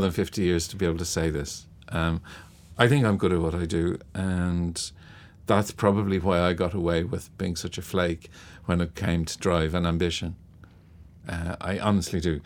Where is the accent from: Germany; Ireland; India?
Ireland; Dublin, Leinster; born or raised there; also born or lived in London / Dún Laoghaire